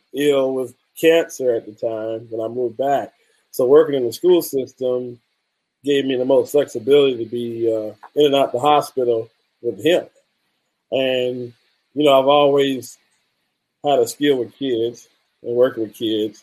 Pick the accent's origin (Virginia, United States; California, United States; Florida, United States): Florida, United States; Orlando; also born or lived in Kentucky; I'm actually from Orlando, which is a rare thing